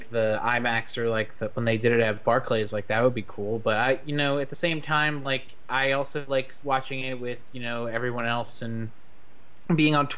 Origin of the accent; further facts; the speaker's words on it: New York City, New York, United States; I'm from Queens